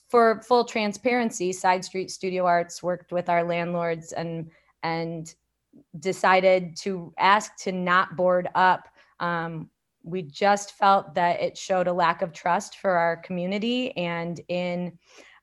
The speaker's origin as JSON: {"language": "English", "town": "Elgin", "region": "Illinois", "country": "United States", "tie": "born or raised there", "said": "my hometown in Elgin"}